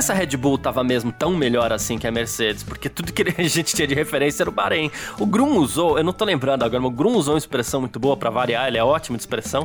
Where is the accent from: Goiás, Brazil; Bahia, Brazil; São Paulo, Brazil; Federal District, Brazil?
São Paulo, Brazil; eu sou do Bexiga, eu tenho uma parte italiana da família